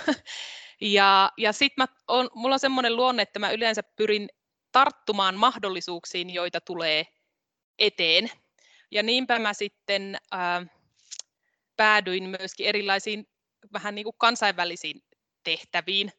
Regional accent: Rautavaara, North Savo, Finland; mä oon siis kotoisin Rautavaaralta. Se on pieni kunta tuolla Pohjois-Savossa, edelleenkin itsenäinen kunta. Siellä Savon korvessa olen kasvanut.

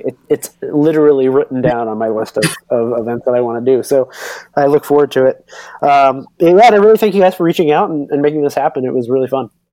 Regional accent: Northwest Florida, United States; moved away; also born or lived in Belgium; I'm from Northwest Florida

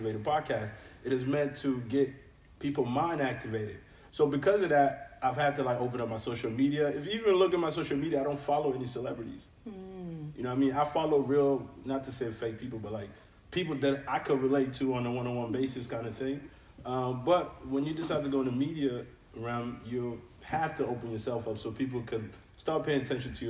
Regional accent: Niger; I am from Niger

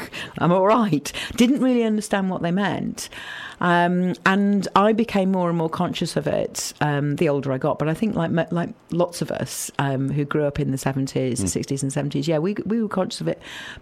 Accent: Yorkshire and the Humber, United Kingdom; now in Bristol, United Kingdom; we moved eventually to Yorkshire when I was about six, and I did most of my growing up in Yorkshire

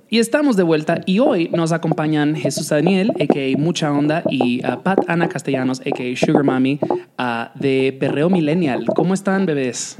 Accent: Dominican Republic; moved away; me crié en la República Dominicana cuando el reggaetón recién estaba entrando en su, apogeo

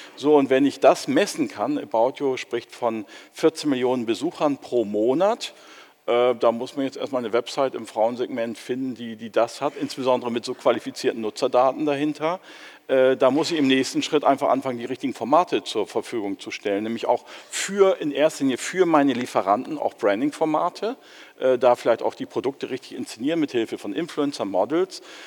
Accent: Germany; wir müssen als Deutsche

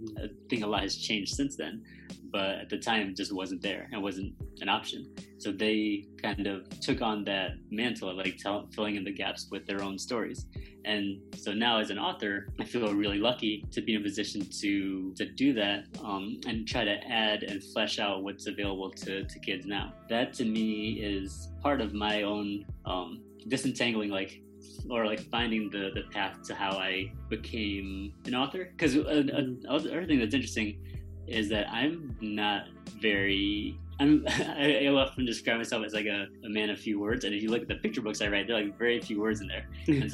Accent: Middletown, Connecticut, United States; I was born in Connecticut

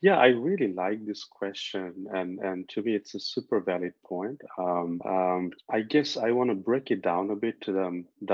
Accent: Bangladesh; moved away as an adult; now in Stockholm, Sweden; I'm originally from Bangladesh, moved to Sweden roughly 12 years ago

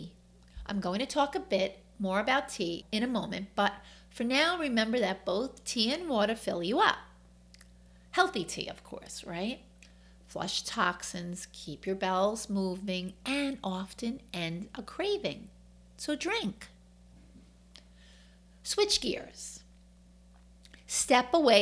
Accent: New York, United States; accent: New York; My New York accent comes out a lot

